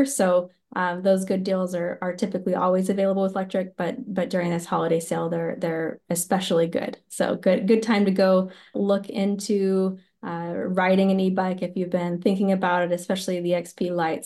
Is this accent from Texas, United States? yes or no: yes; West Texas, United States; growing up in West Texas, I grew up around monoculture